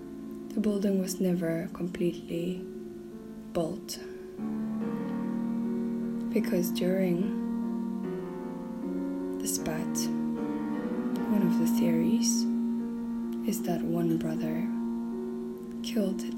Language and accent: English; South Africa; now in Poland; I'm from South Africa